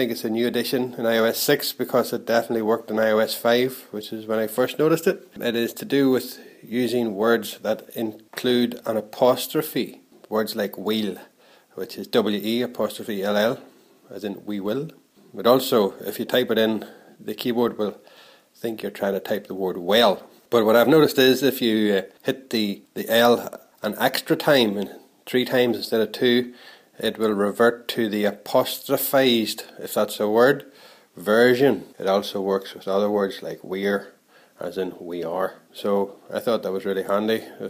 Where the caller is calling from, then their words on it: Ireland; I'm calling from Ireland.